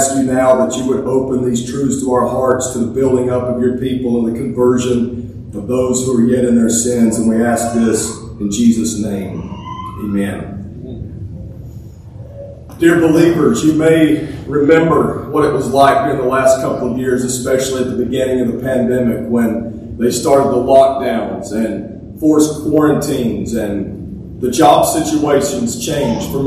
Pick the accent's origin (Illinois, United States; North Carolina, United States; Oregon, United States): North Carolina, United States; moved away as an adult; also born or lived in Oklahoma; now in Mansfield, United States; I'm originally from North Carolina.